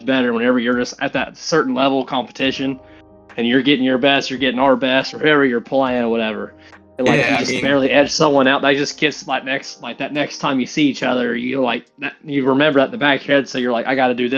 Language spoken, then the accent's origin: English; West Virginia, United States; I'm from West Virginia.